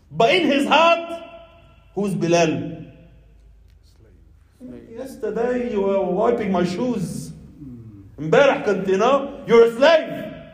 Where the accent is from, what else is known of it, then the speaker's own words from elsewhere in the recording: Pakistan; You know, I'm you know, I'm from Pakistan.